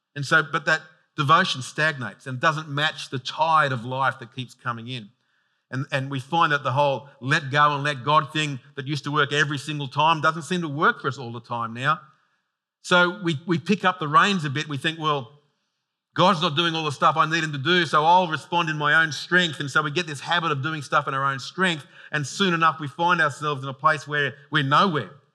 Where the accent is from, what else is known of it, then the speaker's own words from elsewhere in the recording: Sydney, New South Wales, Australia; I'm from out that way.